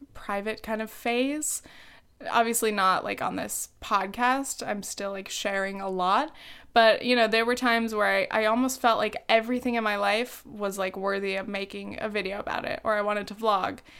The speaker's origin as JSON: {"language": "English", "area": "South Orange County", "region": "California", "country": "United States", "tie": "born or raised there", "said": "I grew up in South Orange County"}